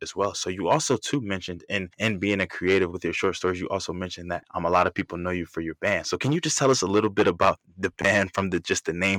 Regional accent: Philadelphia, Pennsylvania, United States; also born or lived in Bronx, New York; I was raised in Philadelphia. I left when I was 2

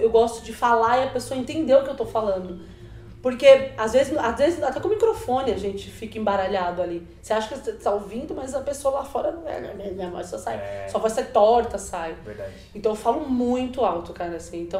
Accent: Bahia, Brazil; Sou baiana, né? Sou de Tabuna na Bahia, nasci na Bahia. E minha família fala alto, minhas tias falam alto, minha mãe fala alto.

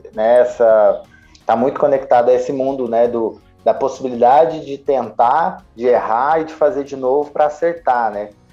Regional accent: Minas Gerais, Brazil

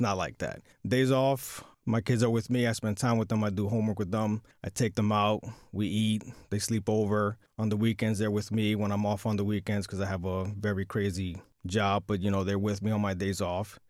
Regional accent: New York City, New York, United States; born and bred in New York City

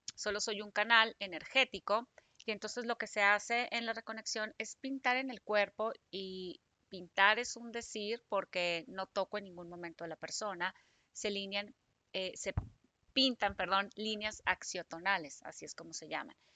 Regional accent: Hermosillo, Sonora, Mexico; moved away as an adult; now in Guadalajara, Mexico; yo soy de Hermosillo, me vengo a trabajar aquí a Guadalajara, ya que salí de la carrera

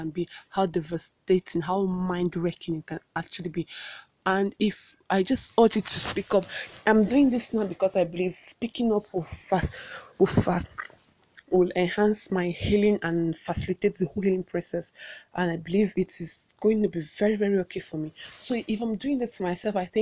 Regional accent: Awka, Anambra, Nigeria; I hail from Awka and I live in Awka, but I'm currently in Abuja doing this podcast

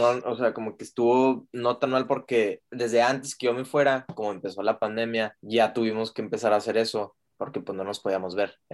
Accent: Juárez, Chihuahua, Mexico; now in Austin, United States; nosotros somos de Juárez y el Paso, al norte de México, y este, pero ahorita yo me vine a terminar la carrera a Austin

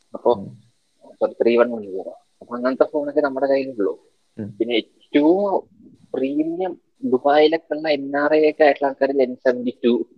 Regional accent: Palakkad, Kerala, India; എന്റെ നാട് പാലക്കാടാണ്

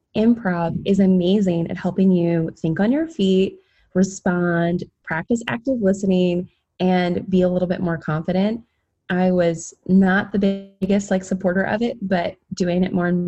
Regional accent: Virginia, United States; I'm from Virginia

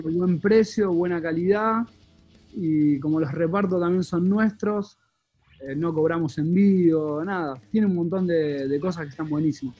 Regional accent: Quilmes, Buenos Aires Province, Argentina; soy quilmenio.

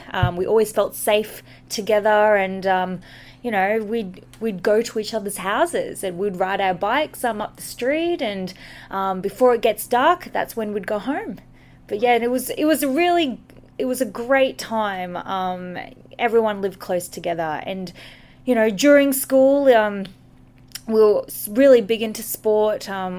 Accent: Brisbane, Queensland, Australia; also born or lived in Philippines; I was raised in Brisbane, but I was actually born in the Philippines.

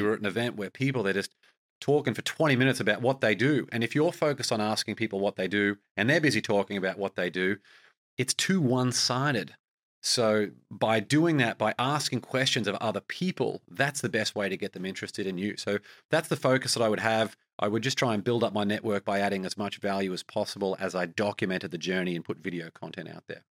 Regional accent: Australia; as an Australian

